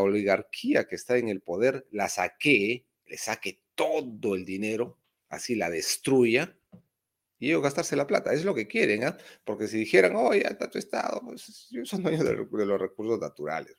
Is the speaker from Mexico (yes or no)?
no; Peru; Soy del Perú profundo y no lo niego, más bien estoy orgulloso, un hispano del Perú profundo